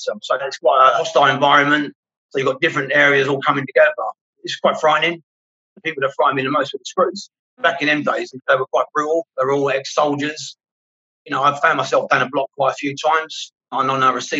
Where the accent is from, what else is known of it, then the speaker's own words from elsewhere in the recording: London, United Kingdom; I grew up in Camden Town